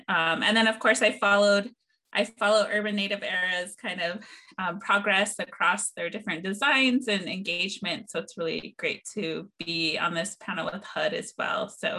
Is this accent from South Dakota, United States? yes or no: yes; Pine Ridge Reservation, South Dakota, United States; also born or lived in Rapid City, South Dakota; known as … to a lot of my family members and friends here in South Dakota, and I grew up on the Pine Ridge Reservation and currently living in Rapid City, South Dakota. And I am a graduate student at the University of California, Los Angeles.